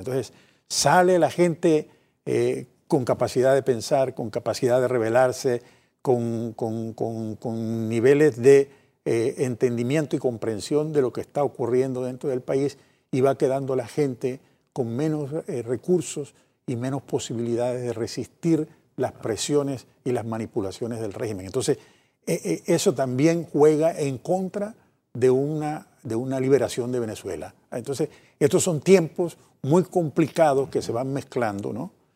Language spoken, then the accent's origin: Spanish; Panama; Como panameños que sabemos cuánto hemos sufrido los panameños de tantas eh, invasiones en nuestro país